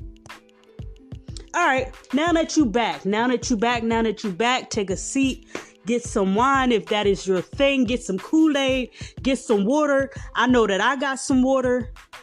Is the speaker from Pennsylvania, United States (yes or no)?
yes; Philadelphia, Pennsylvania, United States; I am from Philly. Philly born and raised